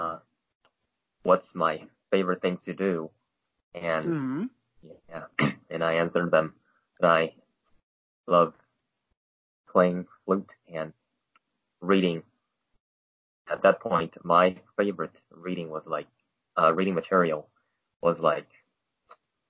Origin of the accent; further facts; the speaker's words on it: China; now in United States; I was patriotic to my home country, which is China